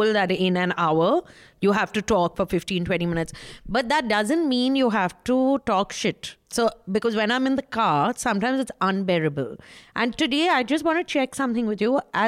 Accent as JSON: {"language": "English", "town": "Kolkata", "region": "West Bengal", "country": "India", "said": "Anyway, I'm simple from Calcutta."}